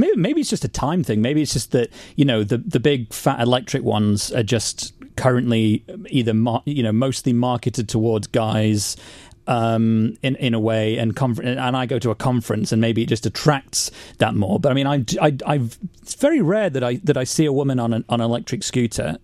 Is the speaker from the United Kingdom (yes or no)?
yes; United Kingdom; as British people